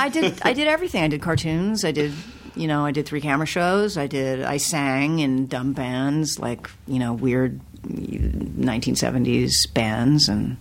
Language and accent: English; Los Angeles, California, United States; I mean, I grew up in L.A. and sure. I grew up in Hollywood. I grew up, you know, 10 blocks from here